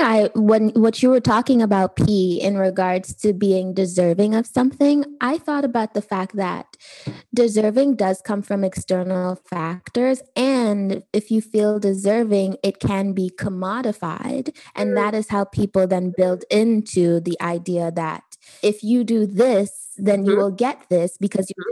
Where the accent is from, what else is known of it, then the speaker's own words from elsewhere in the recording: Trinidad & Tobago; I'm actually Trinidadian.